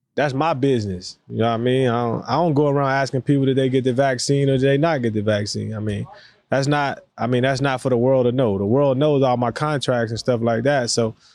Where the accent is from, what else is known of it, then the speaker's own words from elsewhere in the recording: the South, United States; for us, especially down south, you know what I mean, that was a big time for us as black black people